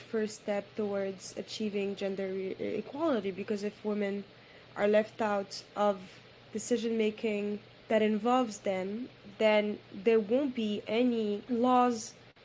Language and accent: English; Morocco; I was raised in Morocco by a single mom